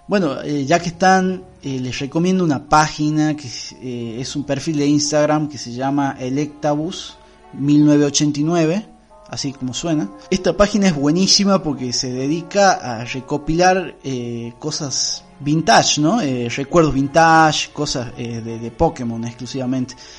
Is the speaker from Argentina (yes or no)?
yes; Argentina